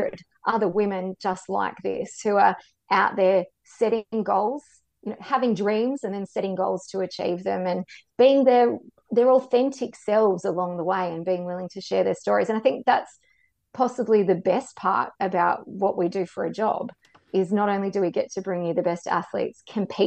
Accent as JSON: {"language": "English", "town": "Canberra", "region": "Australian Capital Territory", "country": "Australia", "tie": "born or raised there", "said": "I was born and raised in Canberra, schooled in Canberra"}